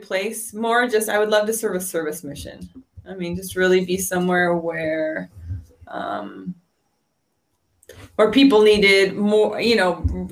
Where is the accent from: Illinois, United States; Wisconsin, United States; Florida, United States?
Wisconsin, United States; La Crosse; also born or lived in Provo, Utah / Rexburg, Idaho / Westby, Wisconsin; I was born in La Crosse, Wisconsin, and I lived there up until I did a summer semester at BYU Provo